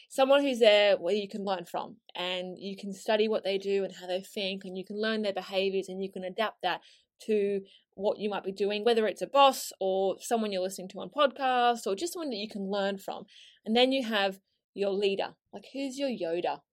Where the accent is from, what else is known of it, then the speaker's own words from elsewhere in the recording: Australia; moved away as an adult; now in London, United Kingdom; my accent isn't actually from here originally, and I moved from Australia to London on a one-way ticket, uh, six years ago now